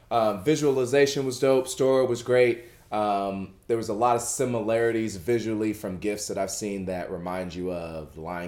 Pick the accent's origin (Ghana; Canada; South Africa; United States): Ghana; moved away; since I'm Ghanaian and I go home a lot.